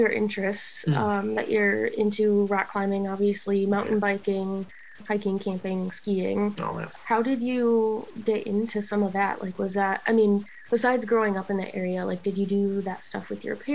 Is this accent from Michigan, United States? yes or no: yes; Saginaw, Michigan, United States; I'm from Saginaw, and my dad and I used to go up